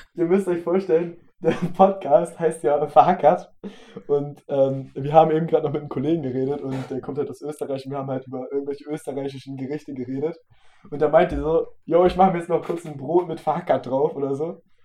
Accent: the North, Northern Germany, Germany; wir kommen halt aus dem Norden

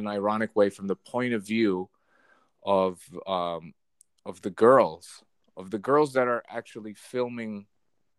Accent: New Jersey, United States; moved away; I'm from New Jersey originally

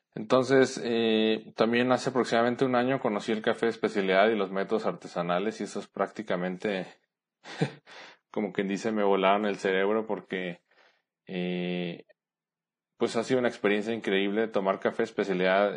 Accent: Guadalajara, Jalisco, Mexico; moved away as an adult; now in San Luis Potosí, Mexico; Soy de Guadalajara, Jalisco, pero actualmente vivo en San Luis Potosí con mi esposa.

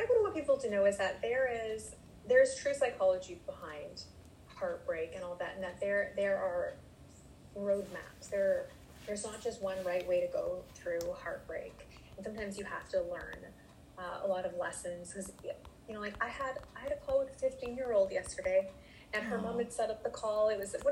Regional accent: Canada; I'm Canadian

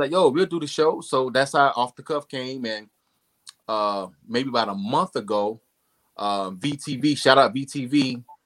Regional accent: Rochester, New York, United States; I'm from Rochester, New York.

